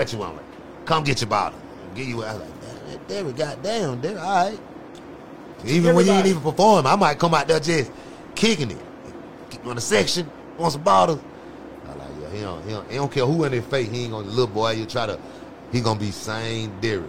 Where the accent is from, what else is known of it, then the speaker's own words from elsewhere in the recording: Cleveland, Ohio, United States; If I'm from Cleveland, then went to school, all of us together in the way.